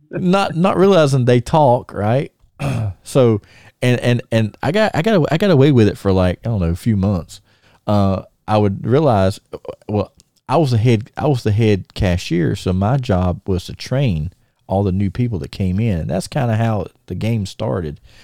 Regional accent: Thomasville, United States; we're in my hometown

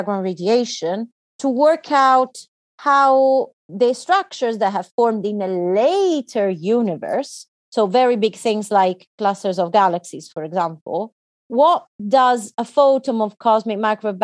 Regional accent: Italy; moved away as an adult; also born or lived in United Kingdom / China / Germany; I was born in Italy and that's where I did all my studies.

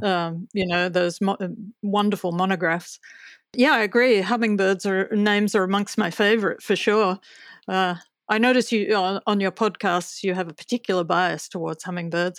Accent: Australia; as an Australian

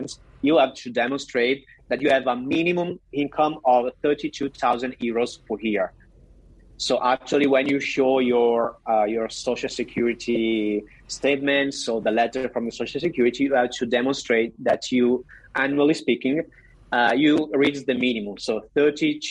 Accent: Verona, Veneto, Italy; we are from Verona.

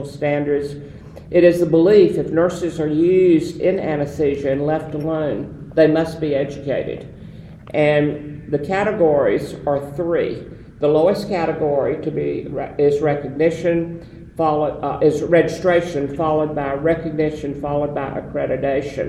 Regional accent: the South, United States; some people would say English wasn't my first language either, coming from the South

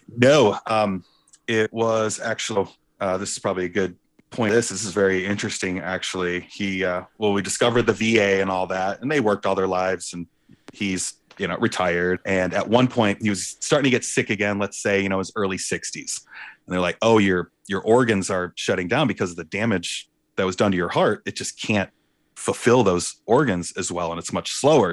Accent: Warren, Michigan, United States; also born or lived in Clarkston, Michigan / Chicago / Ferndale, Michigan; I was born in Warren, Warren, Michigan, and my parents In nineteen ninety-eight, decided, uh, my mom decided she wanted to build a house

